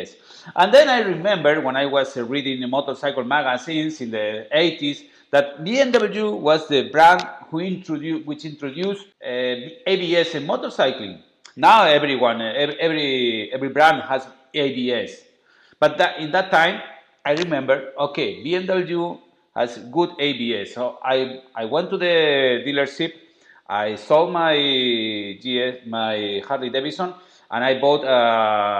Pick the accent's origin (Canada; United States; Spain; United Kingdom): Spain; accent: very Spanish strong accent; English is a second language; But my accent, I know it's terrible. It's a very Spanish strong accent